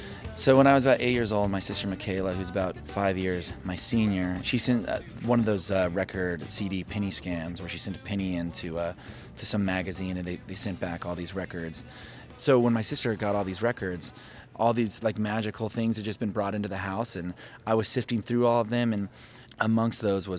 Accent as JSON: {"language": "English", "town": "Oklahoma City", "region": "Oklahoma", "country": "United States", "tie": "born or raised there", "also_born_or_lived": "Lubbock, Texas / Detroit, Michigan / Tulsa, Oklahoma", "said": "I was born in Lubbock, Texas, and then my family moved to Detroit, Michigan, and then we moved to Tulsa, Oklahoma, and then to Oklahoma City."}